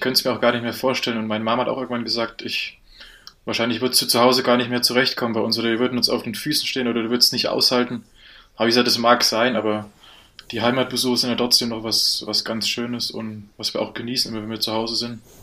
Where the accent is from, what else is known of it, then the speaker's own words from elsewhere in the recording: a village an hour from Erfurt, Thuringia, Germany; moved away as an adult; now in Munich, Germany; ich komme ursprünglich nicht aus Erfurt, sondern eine Stunde weg